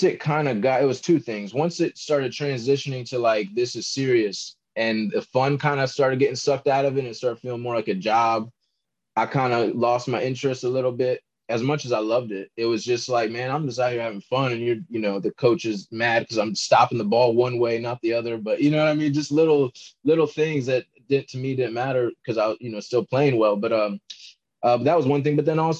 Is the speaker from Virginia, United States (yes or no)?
yes; Virginia, United States; also born or lived in Maryland; I'm from Virginia. You know, I was born in Maryland, but I grew up in Virginia. So I live in Northern Virginia